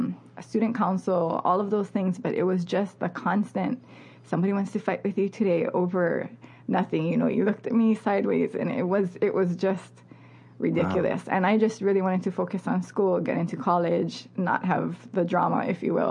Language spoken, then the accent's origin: English; Molokai, Hawaii, United States; I grew up on Molokai with, you know, this kind of closed community